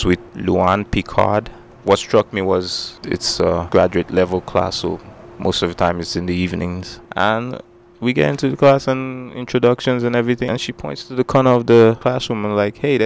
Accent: Nigeria; moved away as an adult; now in Anchorage, United States; I'm from Nigeria

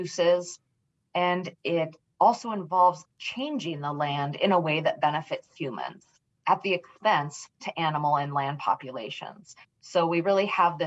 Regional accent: Homer, Alaska, United States; I was raised just outside of Homer, Alaska, on a reindeer ranch with my paternal grandmother

